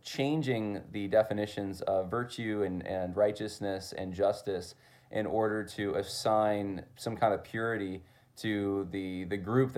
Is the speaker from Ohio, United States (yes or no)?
no; California, United States; I came from Southern California initially, and some family members had some ties to Hollywood, etc.